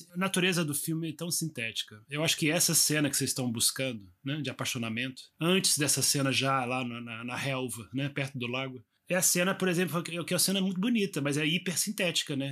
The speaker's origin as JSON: {"language": "Portuguese", "country": "Brazil", "also_born_or_lived": "Paris", "moved": "as an adult"}